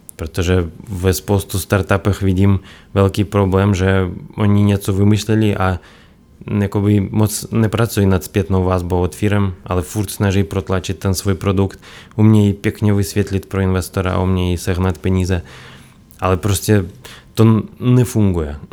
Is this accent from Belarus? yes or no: yes; Belarus; Czech is a second language; moved away as an adult; now in Czech Republic; já jsem z Běloruska původem. Tam jsem bydlel 17 let